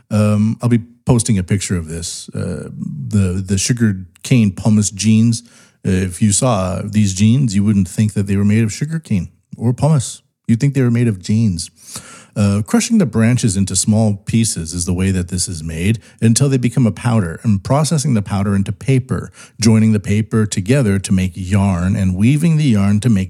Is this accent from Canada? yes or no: yes; Canada; now in Japan; I'm from Canada